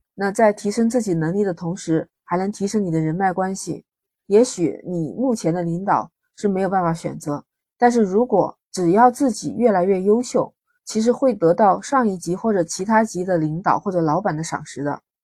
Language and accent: Chinese; China; 我们中国人